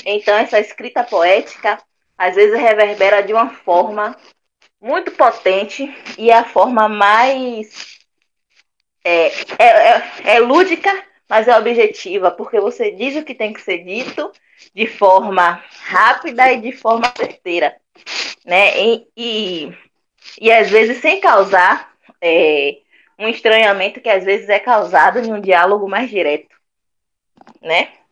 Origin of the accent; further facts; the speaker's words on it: Salvador, Bahia, Brazil; Sou cria da Santa Cruz, Vale das Pedrinhas, Nordeste de Amaralina.